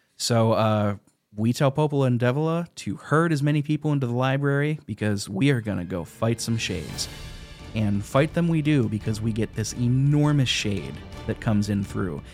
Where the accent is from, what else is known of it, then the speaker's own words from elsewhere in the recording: United States; as an American